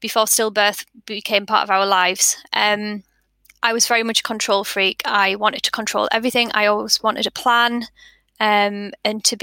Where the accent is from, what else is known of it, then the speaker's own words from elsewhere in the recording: Sunderland, North East England, United Kingdom; now in West Yorkshire, United Kingdom; we live in West Yorkshire and I'm from Sunderland